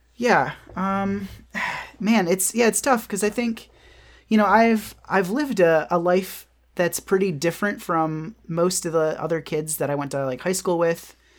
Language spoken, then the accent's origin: English; Michigan, United States; moved away; also born or lived in New York / Austin; Michigan, my hometown